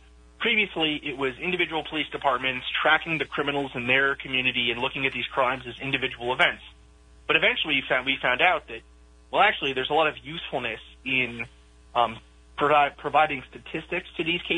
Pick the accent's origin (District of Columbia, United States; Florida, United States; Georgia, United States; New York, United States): New York, United States; moved away; also born or lived in Boston, Massachusetts; growing up in New York and then living in Boston and New England for so long